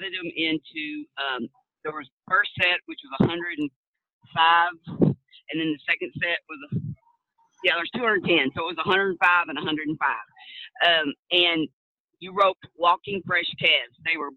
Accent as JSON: {"language": "English", "town": "Stephenville", "region": "Texas", "country": "United States", "tie": "born or raised there", "said": "I'm from Steamboat, Texas. I was born and raised there"}